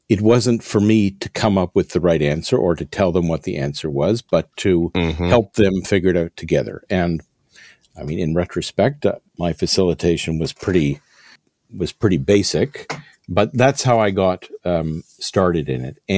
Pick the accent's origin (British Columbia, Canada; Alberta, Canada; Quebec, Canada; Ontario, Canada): Quebec, Canada; Montreal; moved away as an adult; also born or lived in London; Well, I grew up in Montreal.